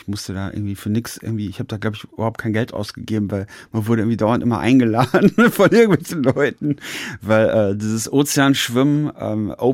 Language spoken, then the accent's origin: German; Paderborn, North Rhine-Westphalia, Germany; In meiner Heimat ist recht. Ich, ich bin in Paderborn äh, noch nicht mal Sportler des Jahres geworden.